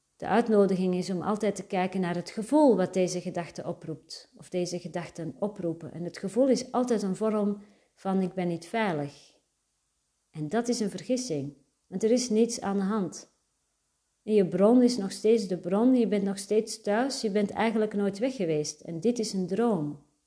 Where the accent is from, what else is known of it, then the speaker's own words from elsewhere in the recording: Antwerp, Flanders, Belgium; Daarvoor was de plek waar ik opgroeide perfect. Antwerpen